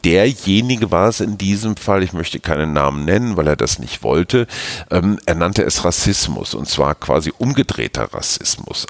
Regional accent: Münster, North Rhine-Westphalia, Germany; aus meiner Heimatstadt Münster

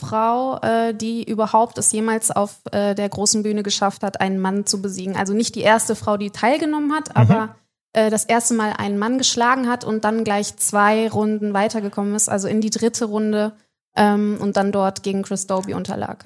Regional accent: Düsseldorf, North Rhine-Westphalia, Germany; Die längste Theke der Welt, meine Heimat

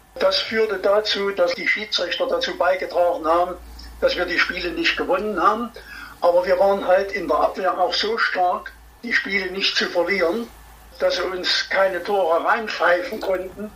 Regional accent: Erfurt, Thuringia, Germany; ich bin Erfurter

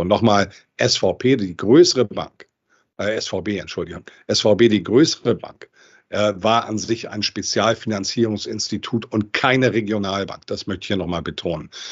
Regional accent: Hamburg, Germany; Ich bin Hamburger Junge, deutscher Nation, europäischer Prägung und Weltbürger

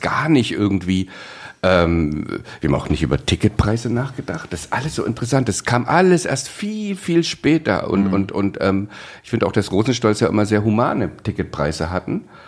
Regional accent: East Germany, Germany; Ich bin ja aufgewachsen im Osten

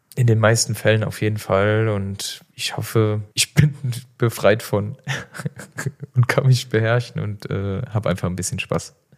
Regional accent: Saarland, Germany; now in Cologne, Germany; bei uns im Saarland

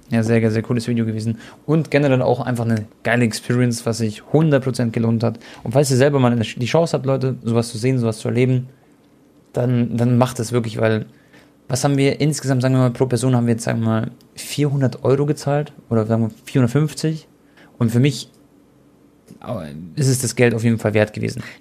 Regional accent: Croatia; Und für mich war es auch was ganz Besonderes, weil ihr wisst ja, ich bin ja Kroate

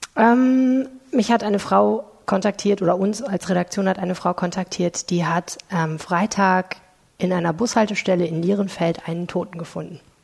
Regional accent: Stendal, Saxony-Anhalt, Germany; now in Düsseldorf, Germany; in Stender Sachsen-Anhalt

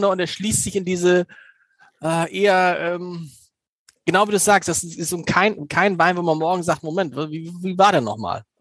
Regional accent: Germany; ich bin halt ein Deutscher, offensichtlich.

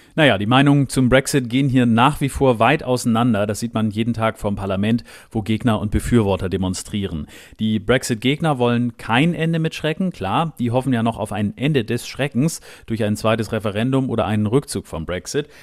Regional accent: Germany; now in United Kingdom; ich als Deutscher

